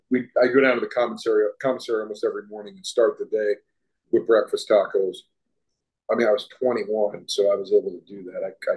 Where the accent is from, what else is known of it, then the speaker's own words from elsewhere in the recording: East Coast, United States; moved away as an adult; also born or lived in Austin, Texas; I was a kid from the East Coast who had never lived anywhere or really ever visited anywhere outside of the East Coast. I had visited Austin once before moving here